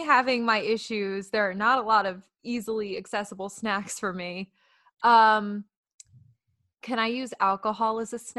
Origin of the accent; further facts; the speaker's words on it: New Jersey, United States; I'm from Jersey.